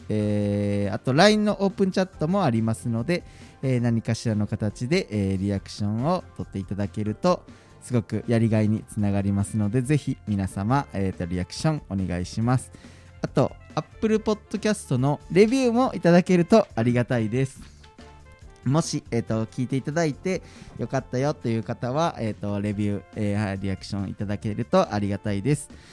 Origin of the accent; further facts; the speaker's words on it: Nara, Japan; moved away; 僕奈良県の出身で奈良では結構せせり食べれたんですけど